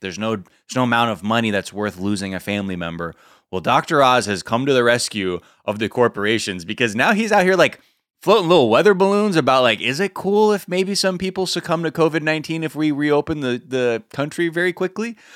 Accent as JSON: {"language": "English", "town": "Los Angeles", "region": "California", "country": "United States", "tie": "born or raised there", "said": "growing up in Los Angeles"}